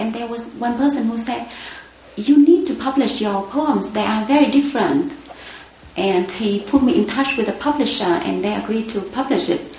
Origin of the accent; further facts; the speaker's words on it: Mekong Delta, Vietnam; first language Vietnamese; English is a second language; moved away as an adult; also born or lived in North Vietnam / Australia / Bangladesh / Hanoi; I grew up in the Mekong Delta